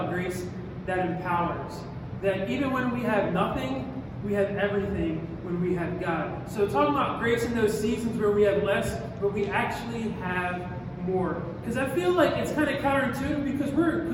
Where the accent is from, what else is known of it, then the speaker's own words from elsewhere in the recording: Philadelphia, Pennsylvania, United States; also born or lived in Scranton, Pennsylvania; I grew up in Southwest Philly